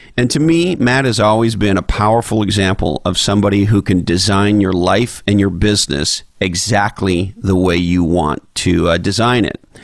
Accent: Quebec, Canada; growing up in Quebec

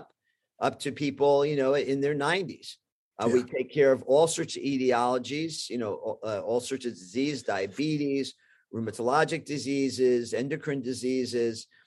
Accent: New York, United States; also born or lived in Bronx; I was born in Manhattan. We were in the Bronx at the time.

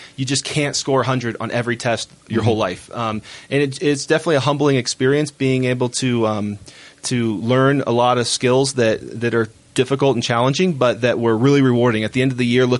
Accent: Florida, United States; moved away as an adult; now in Utah, United States; being from Florida.

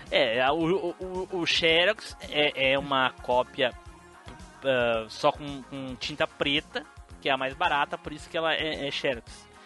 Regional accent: Rio de Janeiro, Brazil; Não, mas ele é do Rio. É, eu sou do Rio.

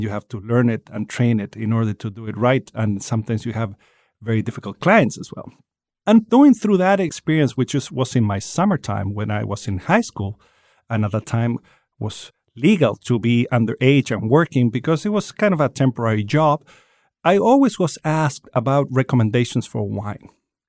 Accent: Chile; I come from Chile.

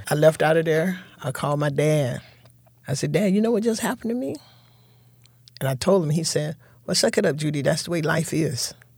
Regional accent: Fort Lauderdale, Florida, United States; now in Tallahassee, United States; growing up in Fort Lauderdale was, was real good

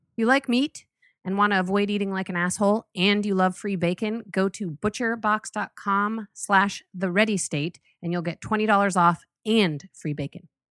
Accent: Boulder, Colorado, United States; I grew up in Boulder

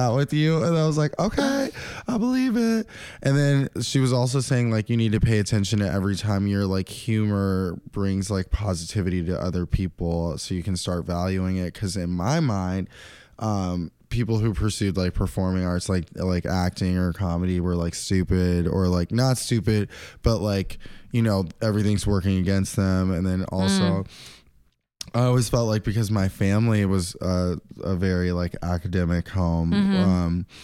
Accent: Santa Monica, California, United States; also born or lived in Williamsburg, Brooklyn; now in New York, United States; I'm actually from the People's Republic of Santa Monica.

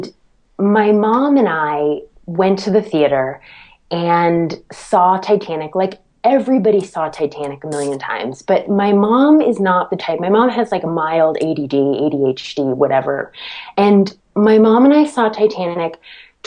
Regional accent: Medfield, Massachusetts, United States; Medfield, Massachusetts with Martin Scorsese, where I'm from. That's like my hometown

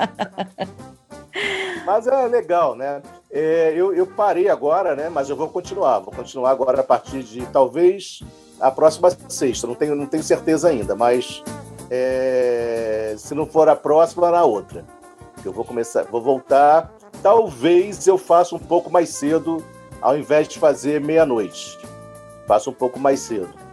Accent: Rio de Janeiro, Brazil; now in São Paulo, Brazil; Sou carioca, mas estou aqui em São Paulo já há 15 anos

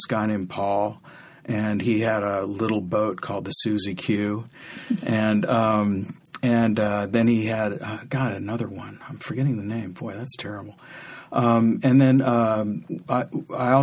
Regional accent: San Rafael, California, United States; I wasn't born here, but I grew up in San Rafael

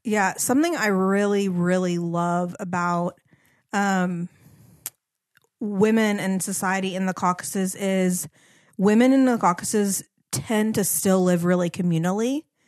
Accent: United States; moved away; as an American woman

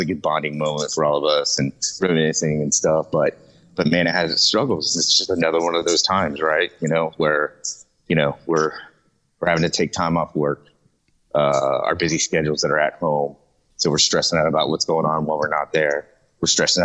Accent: Jacksonville, Florida, United States; also born or lived in Lawton, Oklahoma; I'm raised in Jacksonville, Florida

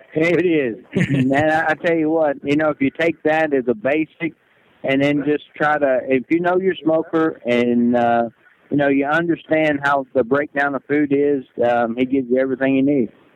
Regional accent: Kentucky, United States; I'm from Kentucky

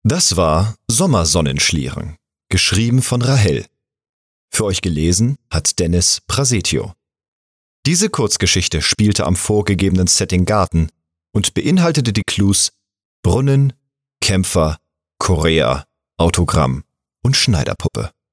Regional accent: Hamburg, Germany; born or raised there; now in Bühl, Germany

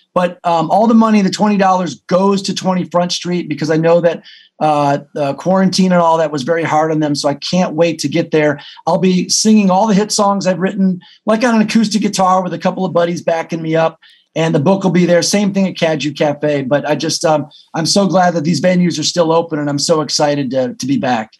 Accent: Detroit, Michigan, United States; moved away as an adult; I wouldn't be where I am if I didn't grow up in Detroit

